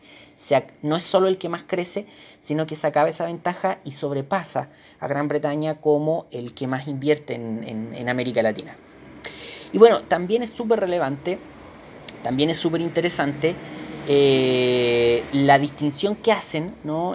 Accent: Chile; nosotros como chilenos

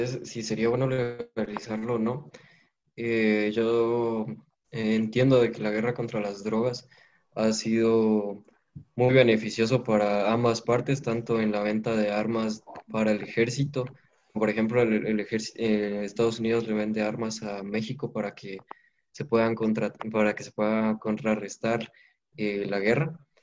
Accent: Guatemala; como sociedad guatemalteca

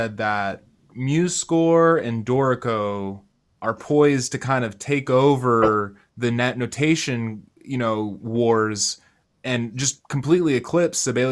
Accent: West Kentucky, United States; I grew up in West Kentucky

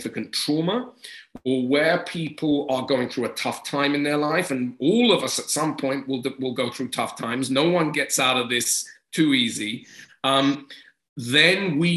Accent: England, United Kingdom; I am English

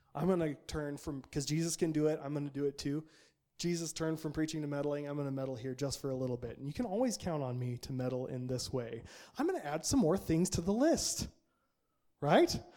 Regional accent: Nampa, Idaho, United States; the culture I grew up in Nampa, Idaho

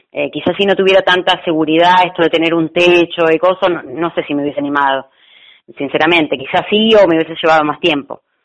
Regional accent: La Plata, Buenos Aires Province, Argentina; Yo soy de acá de La Plata

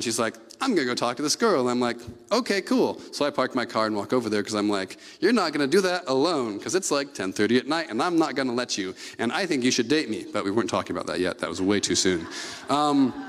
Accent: Gig Harbor, Washington, United States; now in Bremerton, United States; a suburbanite growing up in Gig Harbor

